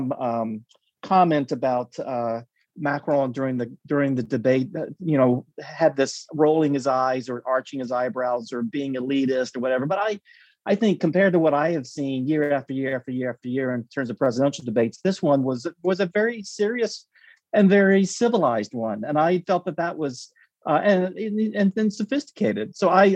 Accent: United States; as an American in Paris

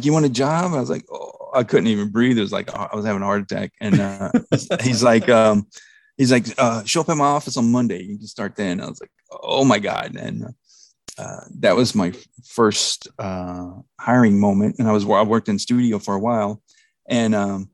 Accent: North Texas, United States; I grew up in North Texas

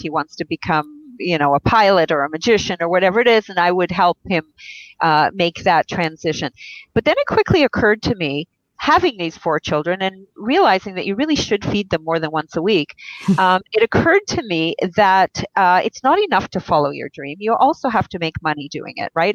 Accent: Israel; I was born in Israel

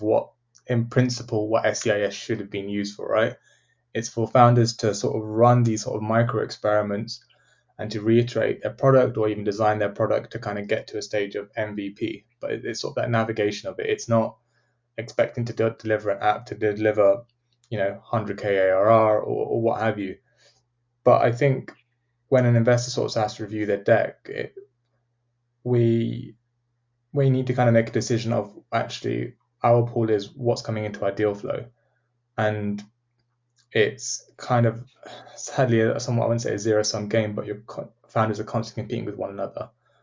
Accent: United Kingdom; as British people

